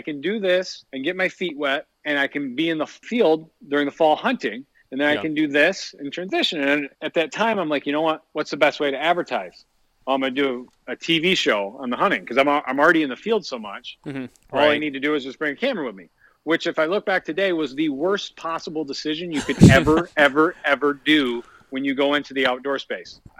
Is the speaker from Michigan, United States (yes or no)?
yes; Shelby, Michigan, United States; born and raised in Shelby, Michigan. Still live here today.